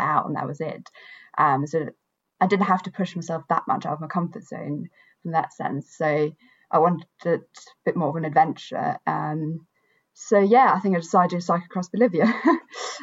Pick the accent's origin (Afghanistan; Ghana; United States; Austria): Austria; moved away as an adult; also born or lived in Edinburgh, Scotland; I'm from Austria, so I grew up, you know, right by the mountains